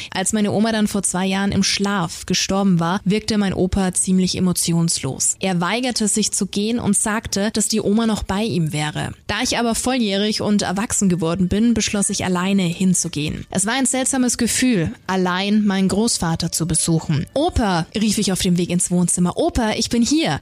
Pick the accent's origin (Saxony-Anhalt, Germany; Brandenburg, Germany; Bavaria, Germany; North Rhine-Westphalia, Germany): Bavaria, Germany; Nuremberg; hier bei uns in Nürnberg